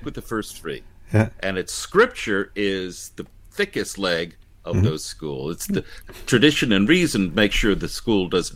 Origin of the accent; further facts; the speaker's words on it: United States; also born or lived in Florida; I'm an American